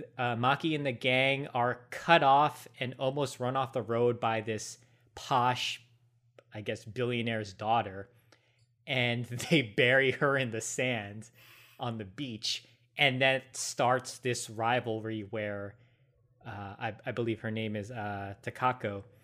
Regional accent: United States; We're Americans.

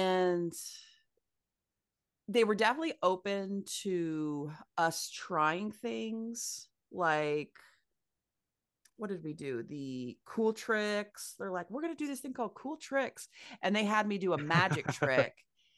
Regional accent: Midwest, United States; As a Midwesterner, it was very fun to perform on the coast

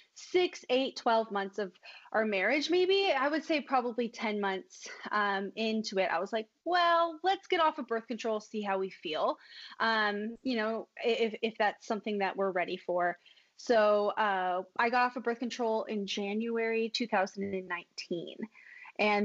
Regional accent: Los Angeles, California, United States; So I'm from Los Angeles.

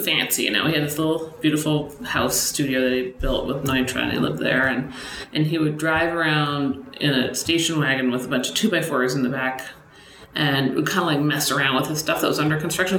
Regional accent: Boston, Massachusetts, United States; moved away as an adult; now in Los Angeles, United States; where I grew up in Boston, like every new building was covered in brick

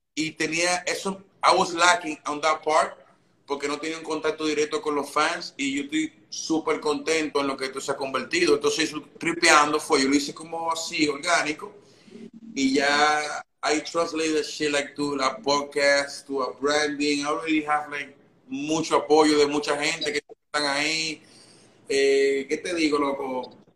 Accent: Dominican Republic; moved away as an adult; also born or lived in Santo Domingo; now in New York, United States; yo nací en República Dominicana

